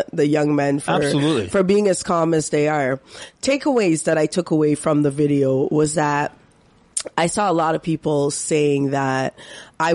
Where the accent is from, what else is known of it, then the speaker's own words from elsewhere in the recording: Canada; as a Canadian